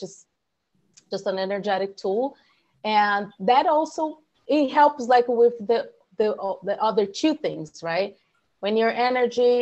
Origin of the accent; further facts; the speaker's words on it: Brazil; moved away as an adult; also born or lived in San Francisco Bay Area, United States / Houston, United States; now in Austin, United States; I'm from Brazil